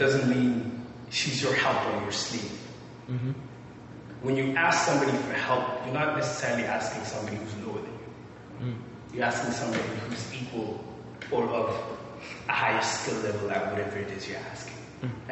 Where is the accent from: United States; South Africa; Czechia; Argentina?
South Africa; I'm from South Africa